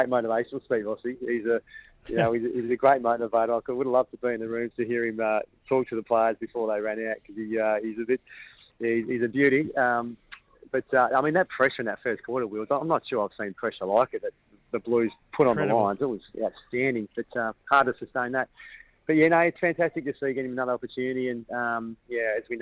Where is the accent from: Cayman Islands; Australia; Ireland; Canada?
Australia; Perth, Western Australia; moved away as an adult; also born or lived in Mount Isa, Queensland / Brisbane; now in Melbourne, Australia; I went to WA, and mum's a Perth girl, so I grew up in Perth